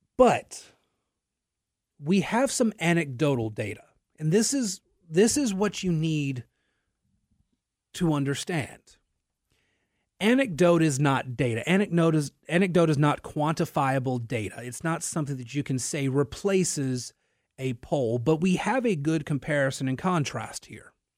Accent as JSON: {"language": "English", "town": "Natchitoches", "region": "Louisiana", "country": "United States", "tie": "born or raised there", "lives_now": "Lafayette, United States", "said": "I am from Natchitoches, Louisiana"}